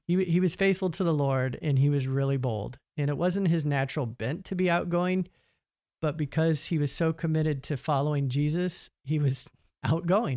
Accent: Emporia, Kansas, United States; my hometown university, Emporia State University

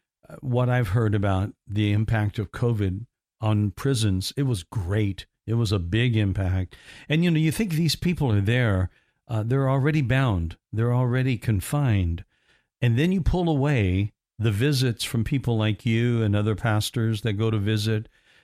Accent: Indiana, United States; And I'm from Indiana. That's why I said that originally. Yeah, that's where I grew up. And we moved down here in the mid 80s.

